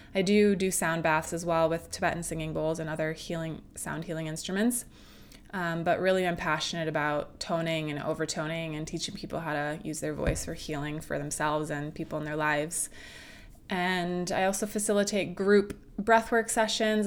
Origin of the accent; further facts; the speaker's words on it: Midwest, United States; moved away as an adult; now in California, United States; I'm from the Midwest and I moved out to California about 11 years ago